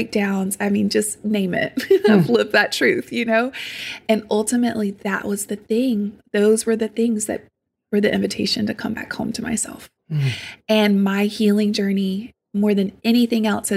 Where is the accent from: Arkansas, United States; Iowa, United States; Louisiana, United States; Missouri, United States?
Louisiana, United States; St. Francisville; I grew up in South Louisiana. It's called St. Francisville. It's tiny. I grew up on a farm in the middle of nowhere